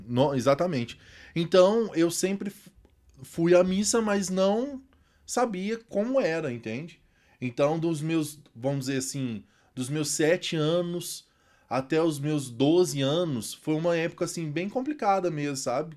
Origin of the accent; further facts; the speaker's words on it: Itaúna, Minas Gerais, Brazil; Sou natural de Itaúna, como vocês falaram, fica aqui uns, uns 80 quilômetros, mais ou menos, da capital